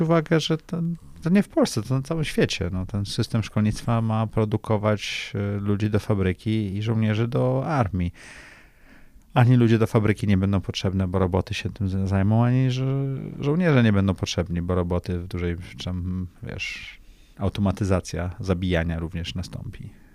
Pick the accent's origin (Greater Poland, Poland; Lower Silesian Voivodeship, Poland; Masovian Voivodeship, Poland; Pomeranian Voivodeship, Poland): Pomeranian Voivodeship, Poland; Tricity; moved away; ja jestem z nadmorza, jestem z Trójmiasta.